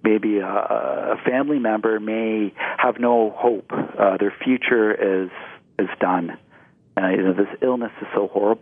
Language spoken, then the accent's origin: English; Ontario, Canada; as a young man growing up in Ontario, as a child